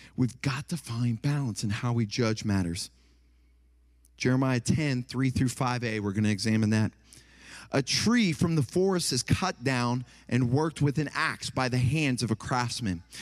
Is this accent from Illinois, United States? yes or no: no; Ohio, United States; moved away; also born or lived in Tennessee; I'm from Ohio, and then I lived in Tennessee